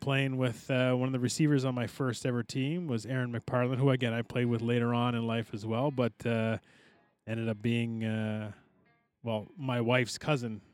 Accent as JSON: {"language": "English", "town": "Aylmer", "region": "Quebec", "country": "Canada", "tie": "born or raised there", "said": "we grew up in Elmer"}